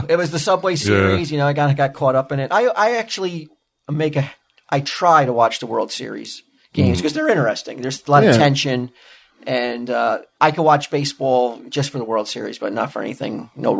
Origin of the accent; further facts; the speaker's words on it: Highlands, New Jersey, United States; growing up in Highlands